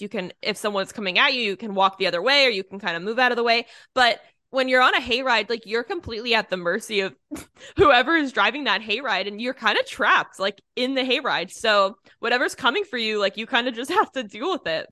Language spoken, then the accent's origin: English; Northeast, United States; now in Florida, United States; growing up in the Northeast, we did hayrides all the time